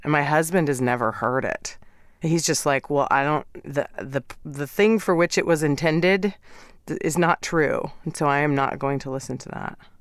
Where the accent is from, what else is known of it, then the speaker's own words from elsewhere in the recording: Midwest, United States; moved away as an adult; also born or lived in New York / Middle East; now in Los Angeles, United States; I'm from the Midwest